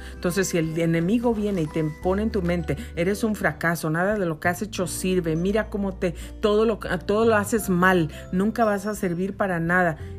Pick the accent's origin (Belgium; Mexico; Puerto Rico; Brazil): Mexico; now in United States; yo soy yo nací en México, yo soy mexicana, soy ciudadana americana naturalizada, pero yo nací en México